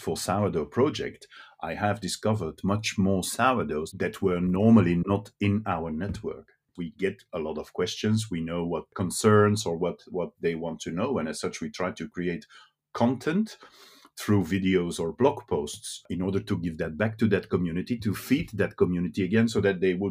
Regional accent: Brussels, Brussels-Capital Region, Belgium; first language Dutch; English is a second language; I'm just a boy from Brussels. And in Brussels, you grow up in the streets. My both parents are Flemish speaking

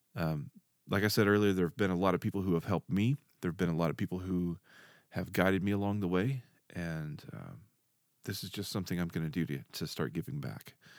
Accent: Dardanelle, Arkansas, United States; I grew up in Arkansas. Moved kinda all over the state, um, and then finally settled in a place card, called, uh, Dardanelle, Arkansas

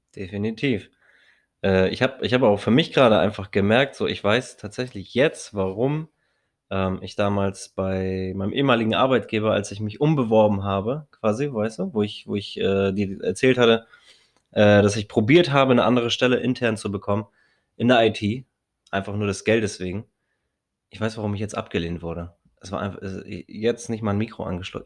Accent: Hamburg, Germany; Als Hamburger sowieso keinen Schirm trage, weil ich mir denke, ich bin Hamburger jung

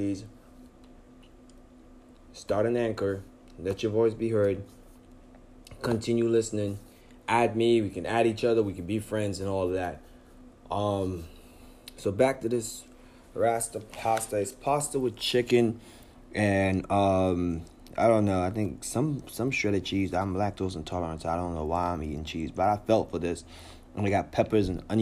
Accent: United States; a young black man growing up in America

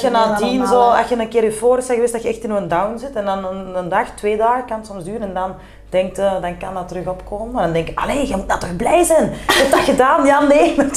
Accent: Turnhout, Antwerp, Belgium; accent: Kempen; Gewoon putteke kempen. Turnhout, ik woon nu ook in het huis waar mijn papa altijd is opgevoed. Dus in het huis dat mijn grootvader nog heeft gebouwd. Eh, het centrum van Turnhout, lekker campen.

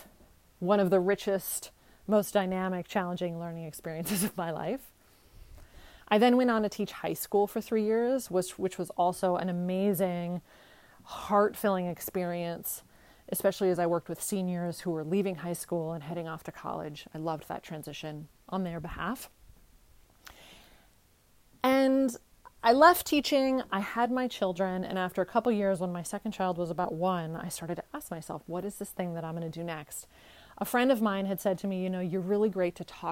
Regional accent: California, United States; moved away as an adult; also born or lived in Bulgaria / New York; I grew up in California.

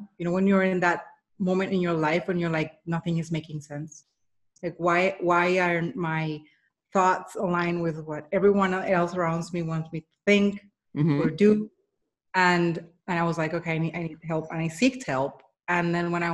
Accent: Colombia; I was born and raised in Colombia.

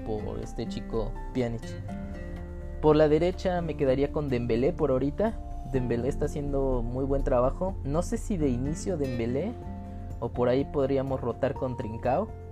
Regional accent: Mexico; soy mexicano.

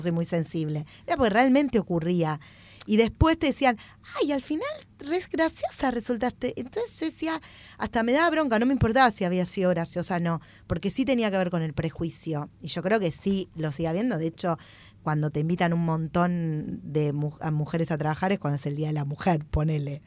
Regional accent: Greater Buenos Aires, Argentina; soy petiza del conurbano

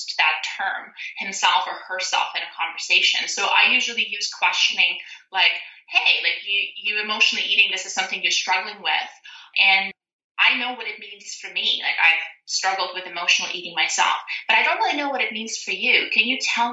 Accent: Siberia, Russia; now in Canada; So I'm a Canadian transplant. I was born and raised in Russia, Siberia

